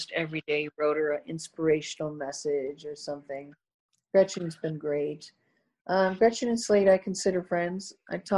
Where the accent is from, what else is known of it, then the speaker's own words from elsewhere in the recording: Midwest, United States; I'm that way from the Midwest.